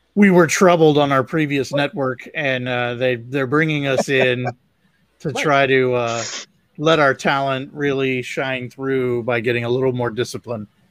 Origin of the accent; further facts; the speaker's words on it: Ohio, United States; now in Mississippi, United States; my hometown mm. in Ohio